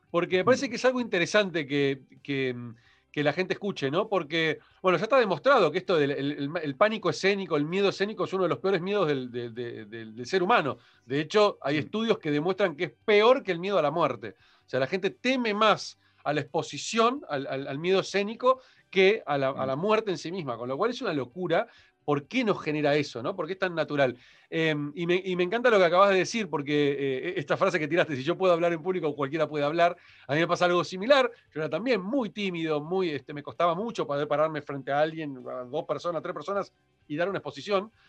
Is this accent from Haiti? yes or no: yes; Haiti; vengo de un mundo muy de Haití. Y todos los que somos de Haití en general, y esto lo pongo en general, este, no todos, pero en general somos muy retrotraídos